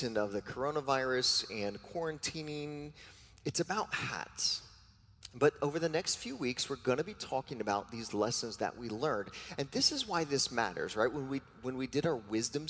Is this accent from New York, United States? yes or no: yes; New York, United States; I am a New Yorker